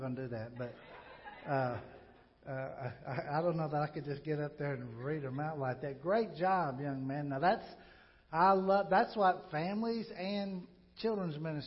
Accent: Pocahontas, Arkansas, United States; moved away; I love the place I grew up in Pocahontas, Arkansas.

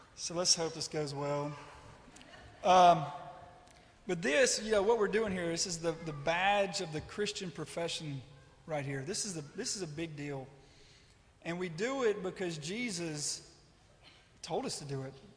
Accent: West Monroe, Louisiana, United States; I'm from West Monroe, Louisiana

